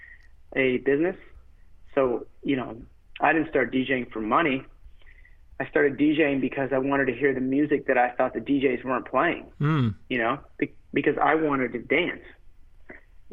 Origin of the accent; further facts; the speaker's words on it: United States; even though I'm American born, you know, I'm from an immigrant family